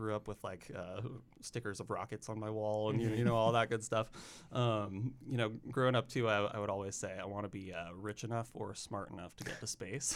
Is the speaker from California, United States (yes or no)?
yes; Sebastopol, California, United States; moved away as an adult; now in Oregon, United States; I'm originally from Northern California, a small town called Sebastopol. Not Sevastopol, Ukraine, but Sebastopol, California. basically lived there up until college.